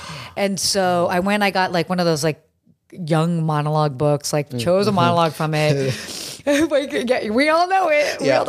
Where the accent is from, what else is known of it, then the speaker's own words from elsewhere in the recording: Saudi Arabia; Well, I grew up in Saudi Arabia, and I'm sure we'll get into, you know, as one does casually grow up in Saudi Arabia.